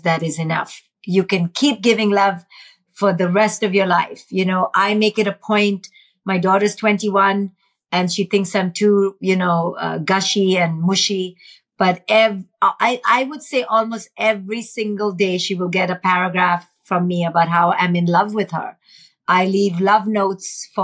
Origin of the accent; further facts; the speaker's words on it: India; in India, growing up in India, watching poverty